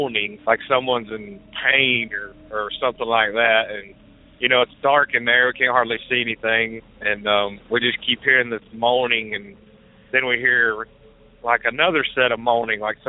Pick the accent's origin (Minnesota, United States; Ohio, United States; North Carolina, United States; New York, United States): North Carolina, United States; Mars Hill; I grew up right outside of Asheville in a little town called Mars Hill